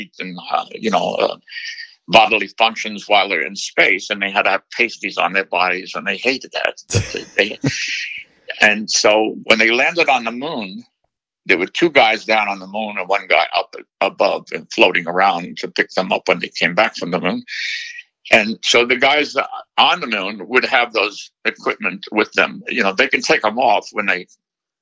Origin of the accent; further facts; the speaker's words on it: New York City, New York, United States; I was born in Brooklyn